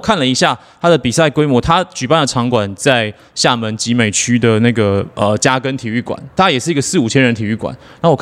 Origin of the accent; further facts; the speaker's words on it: Taipei, Taiwan; 我跟炳胜，我们从小都在北投长大